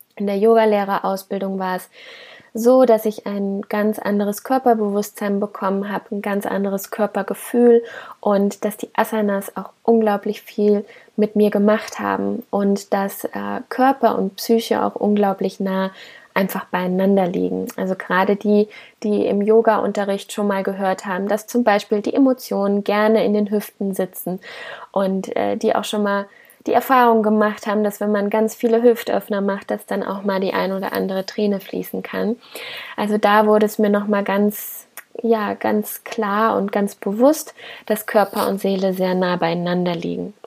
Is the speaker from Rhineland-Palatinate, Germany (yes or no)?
yes; Koblenz, Rhineland-Palatinate, Germany; ich komme aus Koblenz